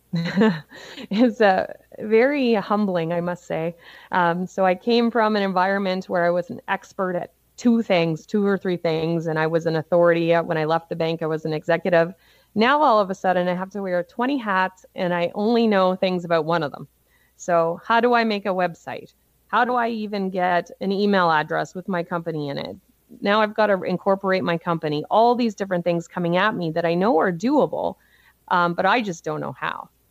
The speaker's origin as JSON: {"language": "English", "town": "Cole Harbour", "region": "Nova Scotia", "country": "Canada", "tie": "born or raised there", "said": "I grew up on the east coast of Canada in Nova Scotia in a little place called Cole Harbor."}